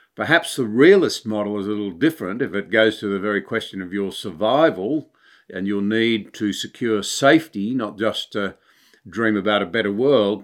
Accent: Australia; as an Australian

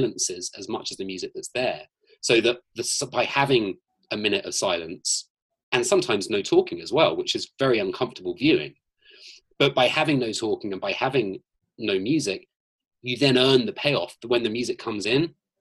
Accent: Scotland, United Kingdom; now in Los Angeles, United States; I'm from Scotland.

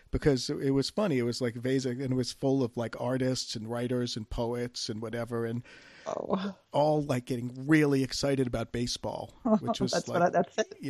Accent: Red Sox country, New England, United States; moved away; my family was from the Bronx and I grew up in Red Sox country

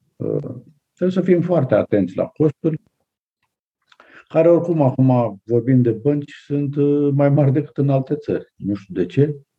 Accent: Prahova, Romania; aici în zona Prahovei, de unde sunt eu

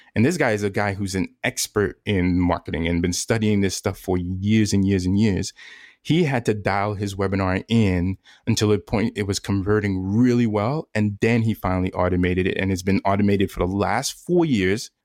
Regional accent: New York, United States; moved away; I'm originally from New York

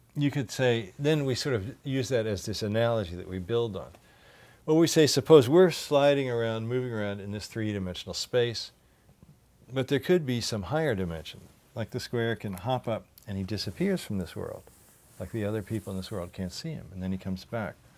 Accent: Louisville, Kentucky, United States; moved away; growing up in Louisville, Kentucky

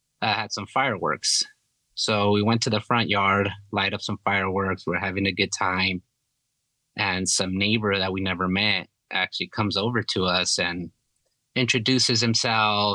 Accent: California, United States; moved away as an adult; I was born and raised in California up until I was like 19, 20

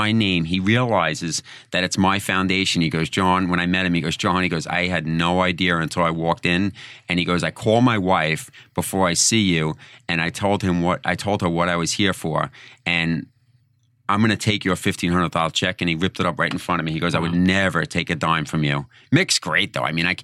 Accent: Long Island, New York, United States; accent: Long Island; my Long Island accent

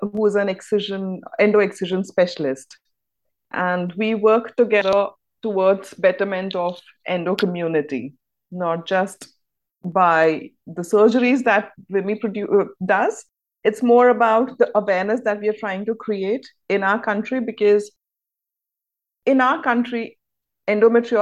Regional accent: India; I'm from India

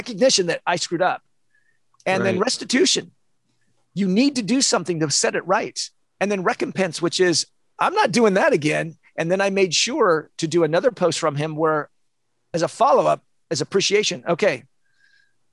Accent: Olympia, Washington, United States; moved away; also born or lived in San Diego; I'm from Olympia, Washington. I lived in San Diego.

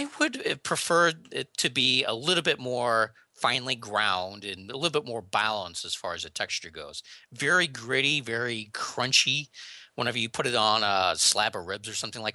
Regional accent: St. Louis, Missouri, United States; I'm from the St. Louis, Missouri area

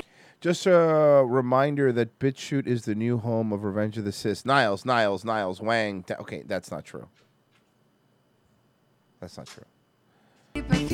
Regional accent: Canada; The best thing about being Canadian is not having about to worry about some wars.

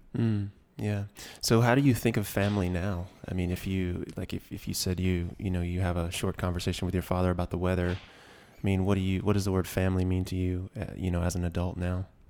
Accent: Georgia, United States; I grew up in Georgia

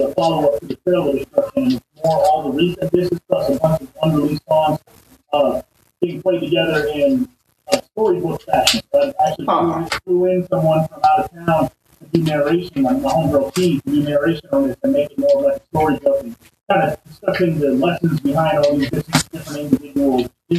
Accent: Arizona, United States; now in Los Angeles, United States; I'm from Arizona, man

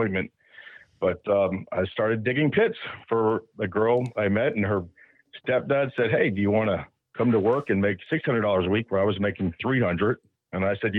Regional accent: Hollywood, Florida, United States; I was born down here in Hollywood, Florida, right next to Fort Lauderdale

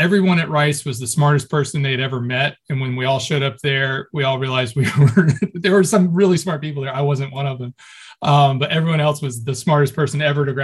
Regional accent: Texas, United States; moved away as an adult; also born or lived in Tennessee; I grew up 26 years in Texas.

